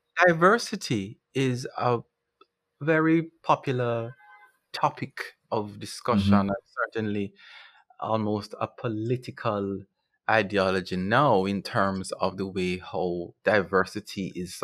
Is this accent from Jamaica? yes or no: yes; Jamaica; as a Jamaican, as a black man, it's commendable